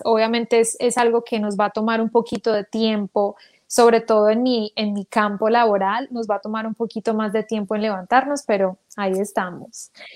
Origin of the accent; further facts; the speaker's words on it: Manizales, Caldas, Colombia; moved away; yo nací en Manizales Caldas